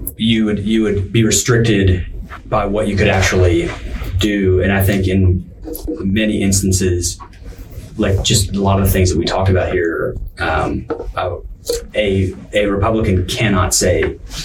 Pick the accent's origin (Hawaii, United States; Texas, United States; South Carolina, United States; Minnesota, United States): Texas, United States; That's just being sensible Texan.